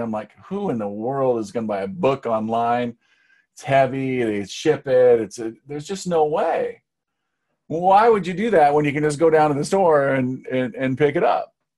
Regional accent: Seattle, Washington, United States; people came to Seattle, which is my hometown

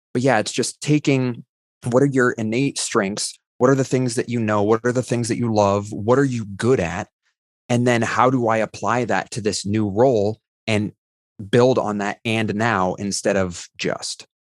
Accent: Ohio, United States; I was a high school English teacher before working at Rackspace in Ohio

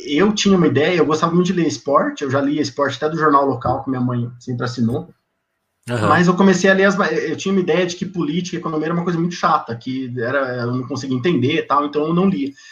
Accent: Presidente Prudente, São Paulo, Brazil; Cara, eu sou de Presidente Prudente, interiorzão de São Paulo. É uma cidade que na região ali, é importante, Ela tem 210, 215 mil habitantes

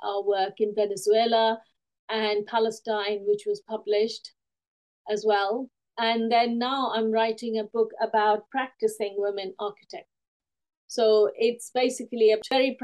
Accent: India; now in United Kingdom; I've written since I was a small child growing up in India and also when I came to the UK

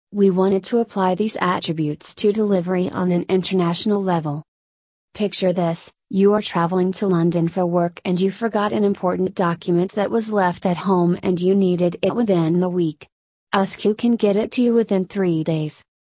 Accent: Malaysia; now in Melbourne, Australia; Growing up in Malaysia

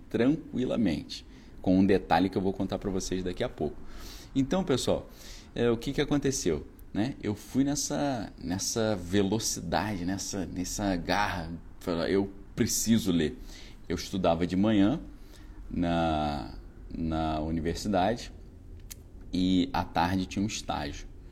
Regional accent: Niterói, Rio de Janeiro, Brazil; Quando eu fiz o doutorado, eu voltei para minha cidade natal ali, onde eu sempre morei nessa época, né? em Niterói.

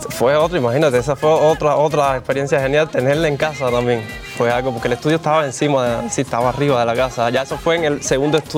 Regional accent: Cuba; Como buen cubano. Exacto.

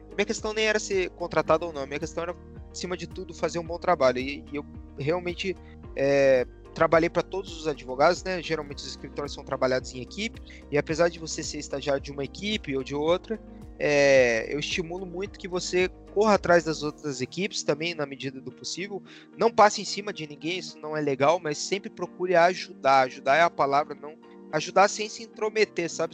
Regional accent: Curitiba, Paraná, Brazil; moved away as an adult; eu sou de Curitiba, morei em Curitiba a minha vida inteira

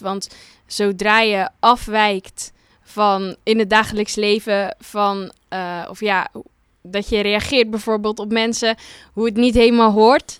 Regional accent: Terneuzen, Zeeland, Netherlands; ik kom uit Terneuzen, uit Zeeland

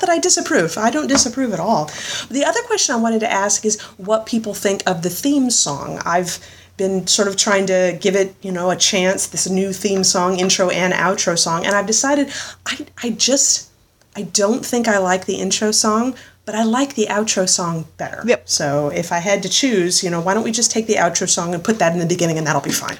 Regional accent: Florida, United States; Elizabeth and I grew up in Florida

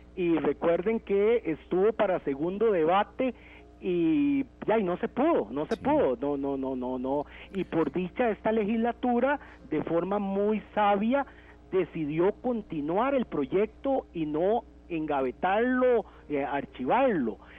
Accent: Costa Rica; como costarricenses

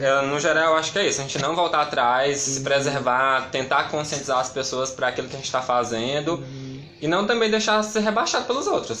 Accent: Camocim, Ceará, Brazil; Com a minha família, que sou de lá, de Camusim

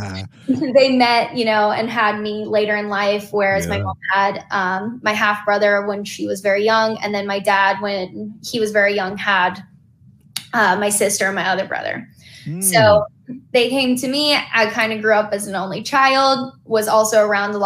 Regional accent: North Carolina, United States; moved away as an adult; now in Los Angeles, United States; growing up in North Carolina, my dad was originally from Chicago. My mom born and raised North Carolina

